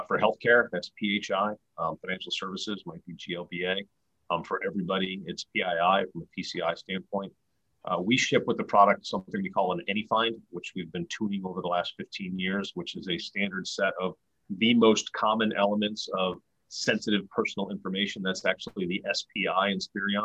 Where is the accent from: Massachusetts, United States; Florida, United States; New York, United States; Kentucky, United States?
New York, United States; Rochester; also born or lived in Pomona, California / New Orleans, Louisiana / Philadelphia, Pennsylvania / Sacramento, California; now in Tampa, United States; I grew up in Rochester, New York